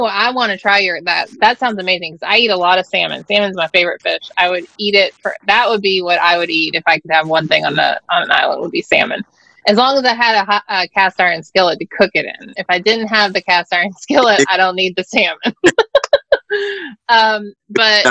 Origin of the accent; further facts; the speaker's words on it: the South, United States; I grew up in the South